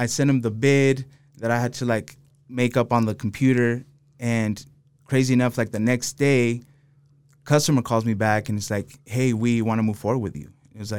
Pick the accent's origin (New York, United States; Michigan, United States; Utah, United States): Utah, United States; Salt Lake City; also born or lived in Los Angeles, United States; I'm really from Salt Lake, though.